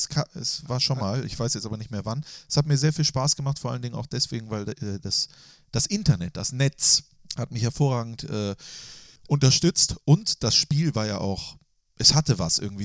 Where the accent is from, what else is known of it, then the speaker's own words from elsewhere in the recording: Mönchengladbach, North Rhine-Westphalia, Germany; nicht mehr das Reit, was ich damals geliebt habe, als Jugendlicher am Marienplatz stehend